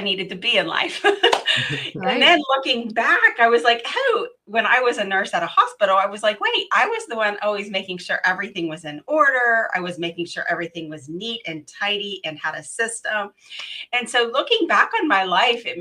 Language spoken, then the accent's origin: English; West Virginia, United States; now in Houston, United States; I am originally from West Virginia and my heart is in West Virginia